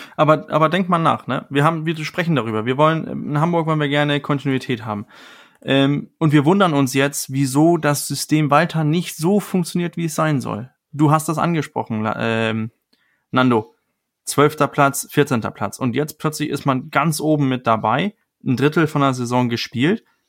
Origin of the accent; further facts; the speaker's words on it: Denmark; moved away; für mich als Däne